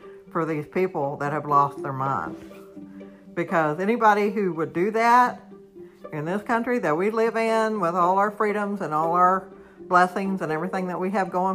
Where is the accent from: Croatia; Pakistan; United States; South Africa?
United States; I'm a normal American citizen